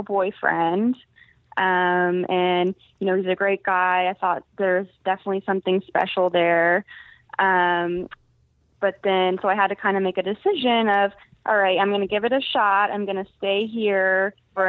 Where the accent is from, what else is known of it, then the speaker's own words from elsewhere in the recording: San Diego, California, United States; moved away as an adult; I'm from the West Coast, and that's where all my family and friends are